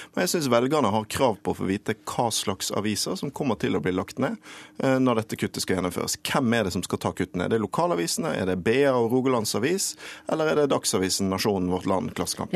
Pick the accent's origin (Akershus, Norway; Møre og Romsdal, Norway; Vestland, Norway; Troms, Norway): Vestland, Norway; Bergen; min hjemby Bergen